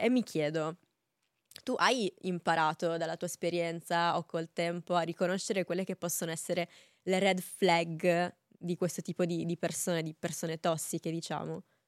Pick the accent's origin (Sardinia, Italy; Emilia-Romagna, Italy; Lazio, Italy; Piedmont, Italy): Sardinia, Italy; province of Cagliari; io sono sarda